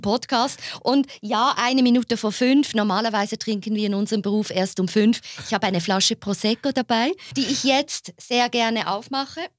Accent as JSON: {"language": "German", "town": "Basel", "region": "Basel-Stadt", "country": "Switzerland", "said": "ich bin ja keine Zürcherin. Ne? Ich komme ja aus Basel."}